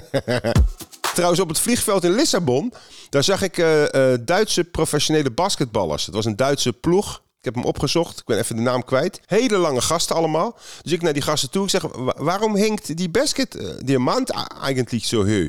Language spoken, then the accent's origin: Dutch; Netherlands; Dan zeg ik nou Nederland